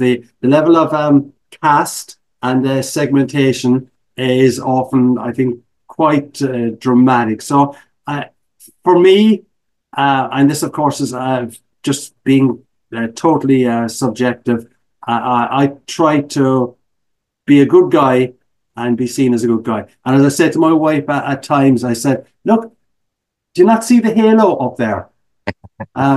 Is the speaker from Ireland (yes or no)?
yes; Ireland; accent: brogue; moved away as an adult; also born or lived in United Kingdom; now in Chicago, United States; as an Irish immigrant